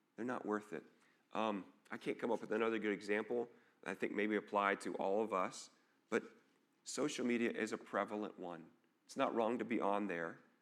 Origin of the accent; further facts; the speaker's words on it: an hour north of Dallas, Texas, United States; now in Dubuque, United States; I grew up in, actually an hour north of Dallas